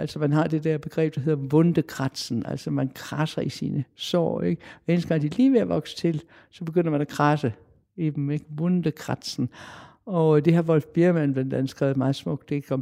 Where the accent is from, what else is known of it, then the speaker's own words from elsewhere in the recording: Denmark; jeg er dansker.